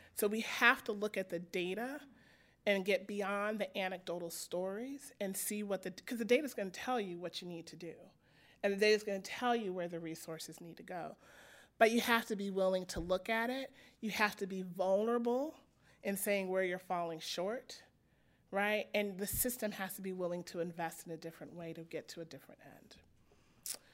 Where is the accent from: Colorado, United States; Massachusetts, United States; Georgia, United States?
Colorado, United States; Denver; I grew up in Denver, Colorado in the nineteen eighties